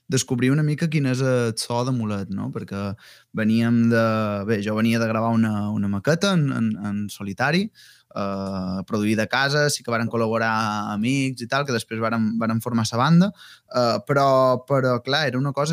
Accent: Balearic Islands, Spain; accent: Mallorcan; fer això en, en, en, en el meu dialecte, en el mallorquí

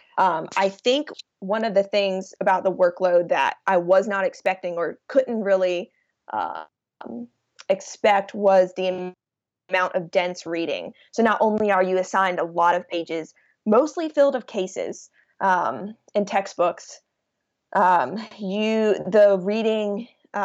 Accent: Rock Hill, South Carolina, United States; I grew up in Rock Hill, South Carolina

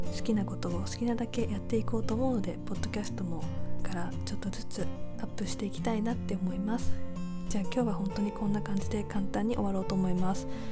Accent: Japan; moved away as an adult

